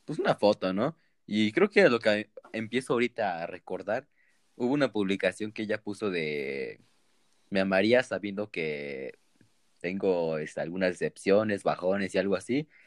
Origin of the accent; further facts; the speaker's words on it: Mexico City, Mexico; que sí conociera a alguien de Azcapotzalco, yo soy de Vallejo y...